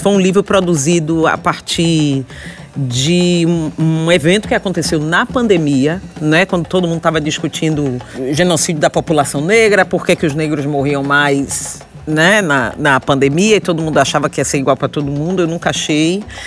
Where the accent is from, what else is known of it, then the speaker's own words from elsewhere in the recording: Salvador, Bahia, Brazil; moved away; also born or lived in São Paulo; sou de Salvador, é Nordeste.